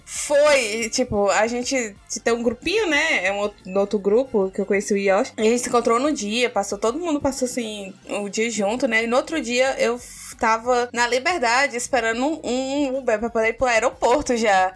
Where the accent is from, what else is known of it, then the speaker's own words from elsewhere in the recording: Northeast Region, Brazil; a gente como bons nordestinos